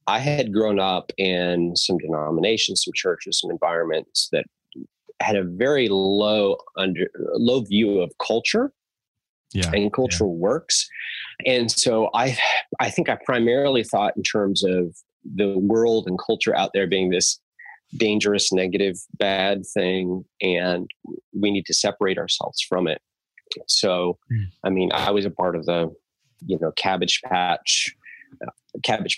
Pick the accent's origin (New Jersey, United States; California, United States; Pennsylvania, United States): California, United States; Southern; my teenage years back in Southern California, where I lived in the Yellow Valley, and I was homeschooled my whole